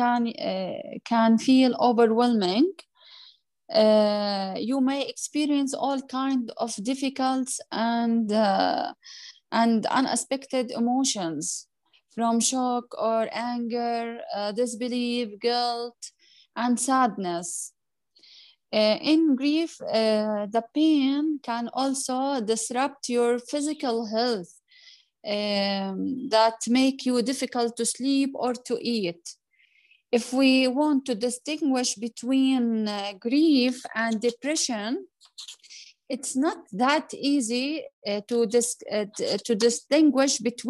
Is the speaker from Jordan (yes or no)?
yes; Jordan; I'm from Jordan